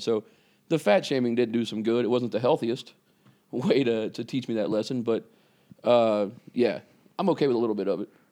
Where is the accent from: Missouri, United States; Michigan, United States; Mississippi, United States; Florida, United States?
Mississippi, United States; Vicksburg; moved away; I was raised in Mississippi, a town called Vicksburg, Mississippi.